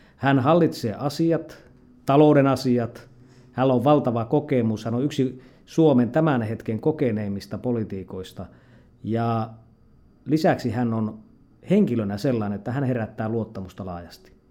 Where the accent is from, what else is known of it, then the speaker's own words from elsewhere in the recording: Lapland, Finland; tulen Lapista